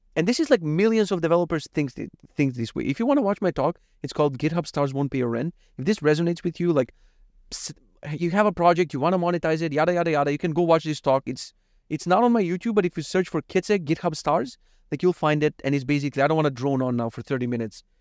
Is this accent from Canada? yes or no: no; North Macedonia; From Macedonia